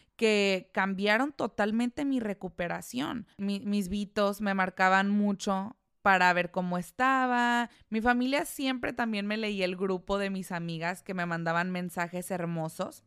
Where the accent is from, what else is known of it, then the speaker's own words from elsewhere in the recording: La Piedad, Michoacán, Mexico; moved away; en La Piedad, eh, que es de donde yo soy, en mi casa